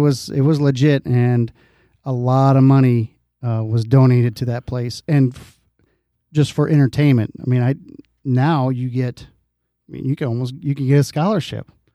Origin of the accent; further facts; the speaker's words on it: Dike, Iowa, United States; When I grew up in Dyke, we used to have a arcade.